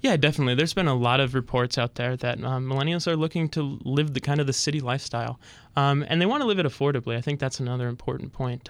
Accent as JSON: {"language": "English", "town": "Fergus Falls", "region": "Minnesota", "country": "United States", "tie": "born or raised there", "moved": "as an adult", "said": "I started working at my hometown paper, uh, daily paper in Fergus Falls, Minnesota"}